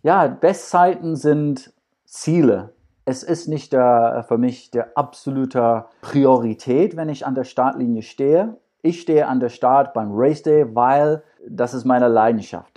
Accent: Scotland, United Kingdom; German is a second language; now in Düsseldorf, Germany; Als Schotte

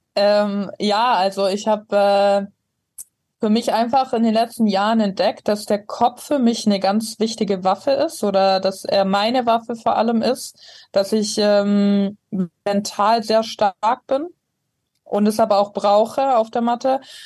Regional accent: Ravensburg, Baden-Württemberg, Germany; moved away; Also ich komme ursprünglich aus Ravensburg, ist am Bodensee ganz unten.

